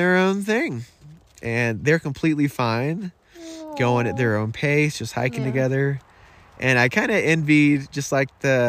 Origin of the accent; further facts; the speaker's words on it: United States; I'm glad I was born a man in America.